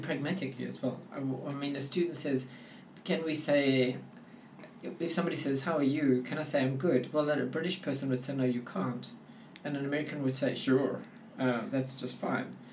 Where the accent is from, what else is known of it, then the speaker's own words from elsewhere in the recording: South Africa; first language English; as a South African